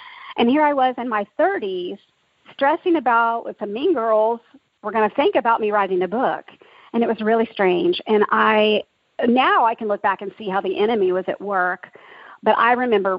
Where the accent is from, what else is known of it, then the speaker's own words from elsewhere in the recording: Dallas, Texas, United States; also born or lived in Oklahoma; I grew up in Dallas, Texas, and was blessed to be in a Christian home